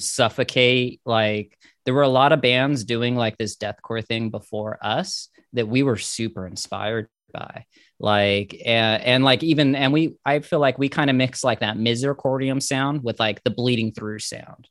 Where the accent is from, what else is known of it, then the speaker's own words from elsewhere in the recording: Inland Empire, California, United States; I'm from the Inland Empire of California, and we had our own little cult thing. Like, I'm from the same town … is from